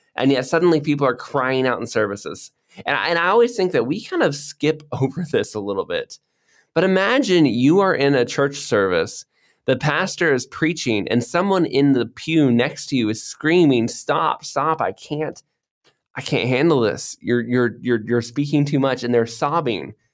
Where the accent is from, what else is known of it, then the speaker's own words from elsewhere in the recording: Florida, United States; moved away as an adult; also born or lived in Cambodia; now in Indonesia; I grew up in Florida where it always has rain